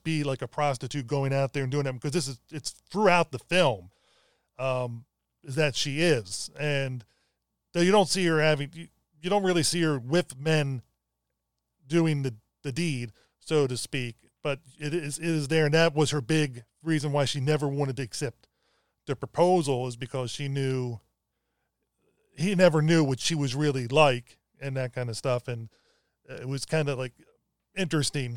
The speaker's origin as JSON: {"language": "English", "town": "Baltimore", "region": "Maryland", "country": "United States", "tie": "born or raised there", "said": "from when I was like around 5 to 18, I grew up in Baltimore City."}